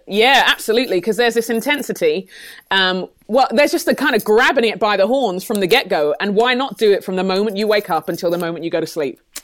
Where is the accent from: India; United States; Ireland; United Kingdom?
United Kingdom; London; moved away as an adult; my parents are Nigerian, but I grew up in London, in England. Um, moved here about fourteen years ago